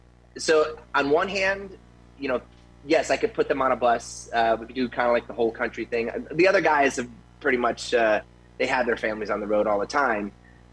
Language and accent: English; Tampa, Florida, United States; moved away as an adult; now in Las Vegas, United States; And so, but I am from Tampa. I grew up in Tampa when I was 8 years old